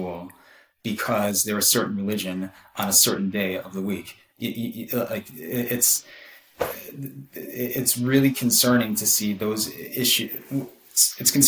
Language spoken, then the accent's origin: English; United States; I am Jewish, but like, I feel very strongly American